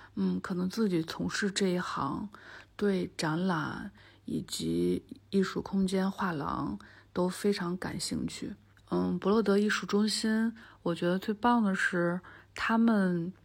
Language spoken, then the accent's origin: Chinese; Anhui, China; moved away as an adult; now in Beijing, China; 今年算是我生活在北京的第十一年。嗯，我是安徽人，从小在安徽长大